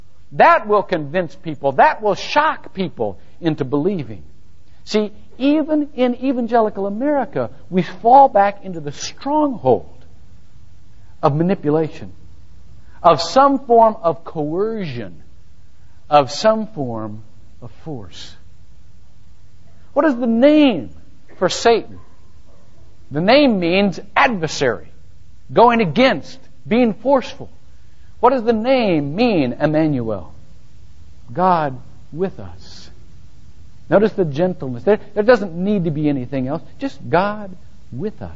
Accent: Shelby, Ohio, United States; moved away; my hometown in Shelby, Ohio

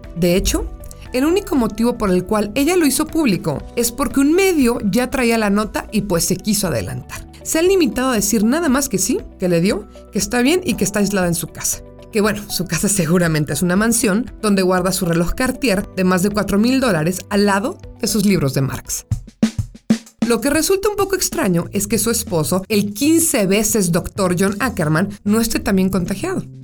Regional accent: Mexico; somos mexicanos

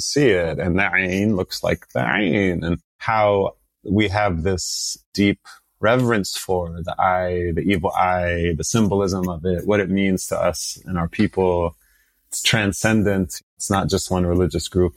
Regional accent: United States; also born or lived in Saudi Arabia; to come to the US at the age of four, and start to grow up here

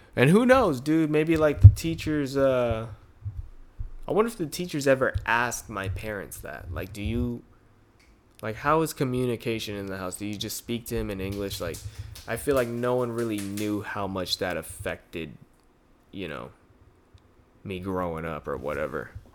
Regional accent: United States; I grew up in America rather than the Philippines

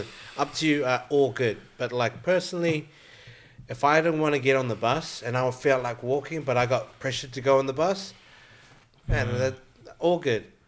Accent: New Zealand; now in Australia; I'm actually Filipino. I know, I don't sound Filipino. But Filipino. I was raised in New Zealand. My parents are from Philippines

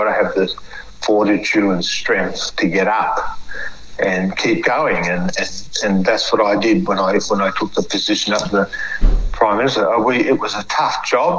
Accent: Australia; I may be a dumb black fella from the bush

